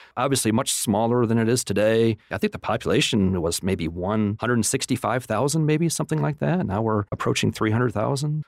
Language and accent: English; Flint, Michigan, United States; moved away as an adult; now in Lubbock, United States; I grew up in Michigan, Flint, Michigan